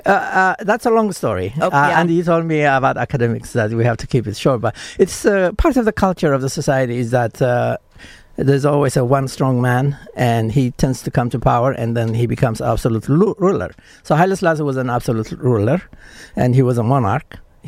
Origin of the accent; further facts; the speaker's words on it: Asmara, Central Region, Eritrea; now in United States; in my hometown in Asmara